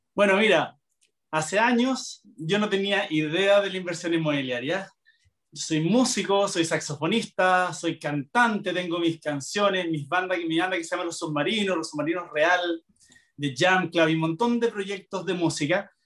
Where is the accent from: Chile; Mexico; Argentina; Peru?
Chile; como buen chileno